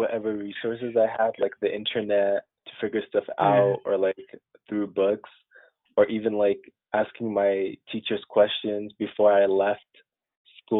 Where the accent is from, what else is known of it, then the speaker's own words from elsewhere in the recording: Colorado, United States; moved away as an adult; also born or lived in Sudan; now in Syracuse, United States; I grew up in Colorado for most of my life